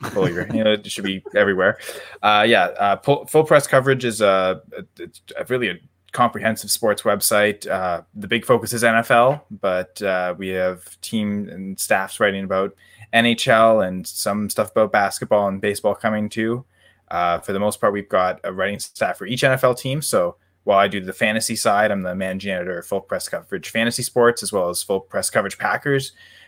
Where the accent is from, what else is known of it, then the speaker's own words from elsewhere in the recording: Canada; we're in Vancouver. There's orcas around, and Canuck is we're Canadian.